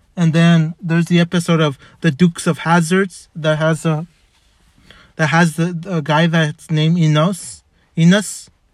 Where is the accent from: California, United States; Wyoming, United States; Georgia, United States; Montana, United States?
California, United States; Los Angeles; also born or lived in Montebello, California; I was born in White Memorial